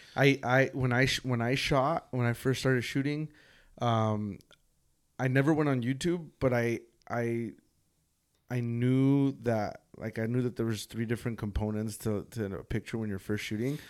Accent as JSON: {"language": "English", "area": "San Fernando Valley", "region": "California", "country": "United States", "tie": "born or raised there", "said": "I grew up here in the San Fernando Valley"}